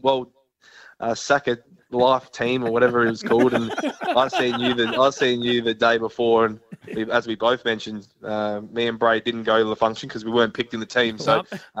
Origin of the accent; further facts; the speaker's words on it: South Australia, Australia; being South Australian